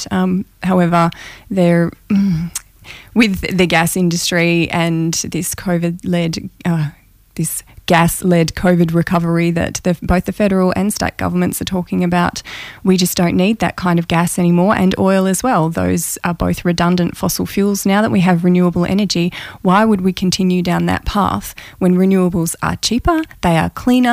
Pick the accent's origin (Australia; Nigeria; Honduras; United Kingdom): Australia; Kalgoorlie, Western Australia; also born or lived in New Zealand / Kambalda / Coolgardie; I was born in New Zealand and raised in Kalgoorlie, Kambalda, and spent 10 years in Kambalda and Coolgardie.